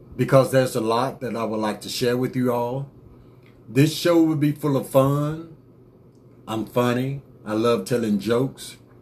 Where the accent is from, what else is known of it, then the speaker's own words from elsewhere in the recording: United States; I'm from America too.